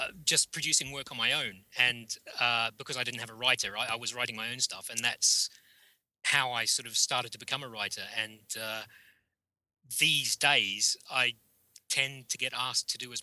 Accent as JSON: {"language": "English", "country": "New Zealand", "tie": "born or raised there", "said": "I grew up in New Zealand"}